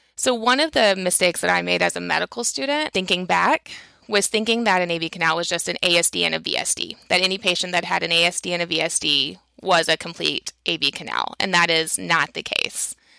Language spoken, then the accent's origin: English; Texas, United States; I grew up in Texas, um, in a small town.